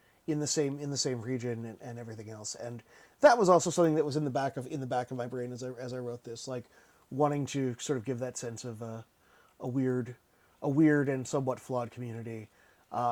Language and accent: English; Asbury Park, New Jersey, United States; I grew up near Asbury Park, New Jersey